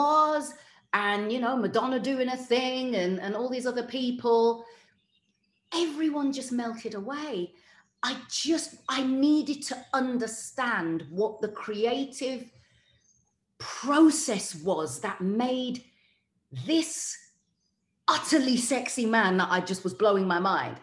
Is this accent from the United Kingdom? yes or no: yes; Wolverhampton, West Midlands, United Kingdom; Growing up in Wolverhampton